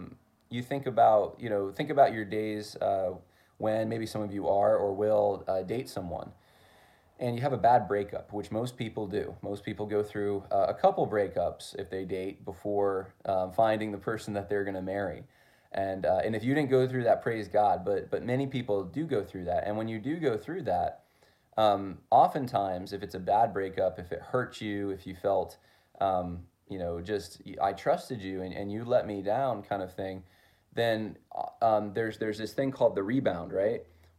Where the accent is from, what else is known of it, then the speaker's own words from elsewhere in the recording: California, United States; I came from Southern California initially, and some family members had some ties to Hollywood, etc.